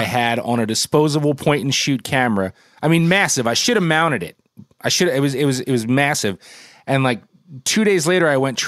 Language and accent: English; New Jersey, United States; my home state of New Jersey